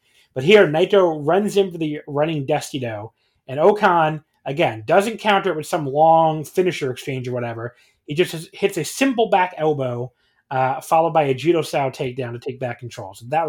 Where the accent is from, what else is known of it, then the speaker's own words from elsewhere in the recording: Northeastern United States, United States; I can relate to this because I grew up in the Northeastern United States.